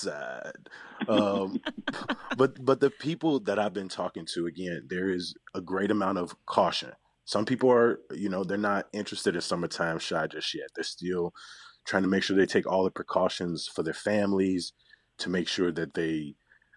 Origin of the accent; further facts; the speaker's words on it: Chicago, Illinois, United States; I'm a Chicagoan